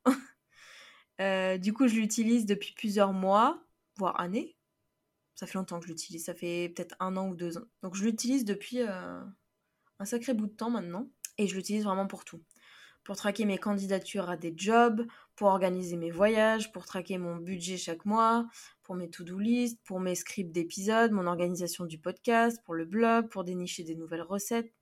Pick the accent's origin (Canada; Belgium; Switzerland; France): France; Paris, Île-de-France; also born or lived in Florida, United States; je viens de Paris, France